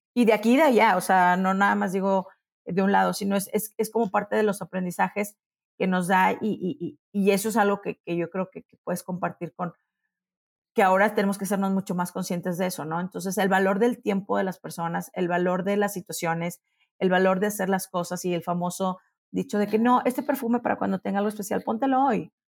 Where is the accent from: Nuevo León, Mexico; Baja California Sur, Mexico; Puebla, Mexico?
Nuevo León, Mexico; Monterrey; now in Mexico City, Mexico; Yo ya me acostumbré a pensar que soy de Monterrey